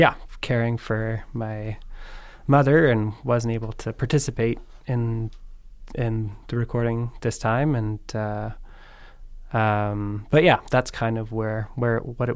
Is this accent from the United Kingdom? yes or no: no; Tara, Ontario, Canada; also born or lived in Guelph; I'm from Bruce County. Bruce County. From Tara.